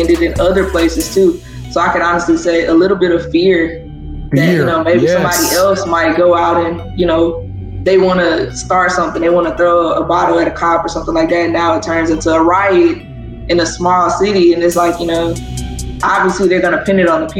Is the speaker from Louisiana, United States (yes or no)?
yes; Zachary, Louisiana, United States; Growing up in Louisiana